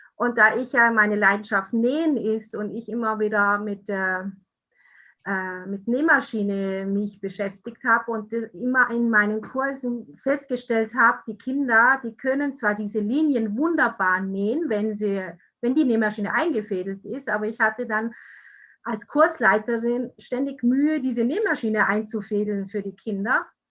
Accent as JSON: {"language": "German", "country": "Italy", "moved": "yes", "said": "stamme aus Italien"}